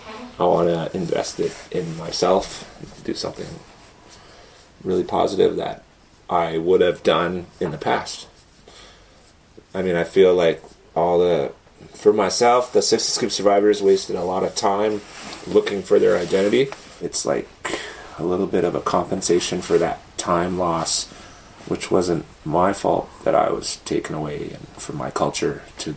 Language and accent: English; Whitefish Lake, Alberta, Canada; also born or lived in Edmonton; I am originally from Atikamegw, Whitefish Lake, Alberta, born in Edmonton.